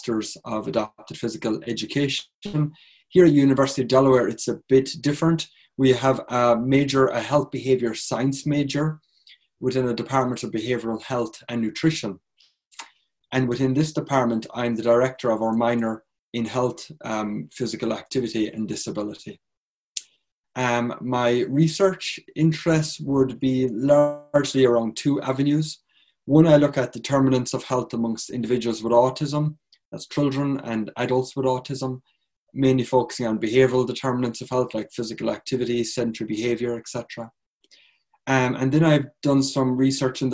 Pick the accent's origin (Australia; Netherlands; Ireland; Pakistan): Ireland; moved away as an adult; now in United States; originally I'm from Ireland